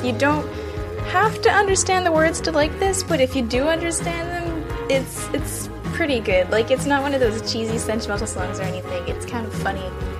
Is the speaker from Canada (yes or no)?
yes; Quebec, Canada; I'm completely bilingual and I'm from Quebec